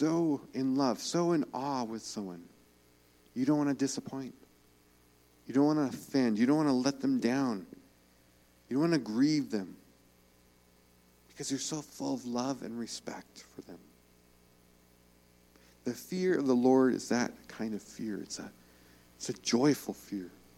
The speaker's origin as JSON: {"language": "English", "region": "New York", "country": "United States", "said": "I'm from New York"}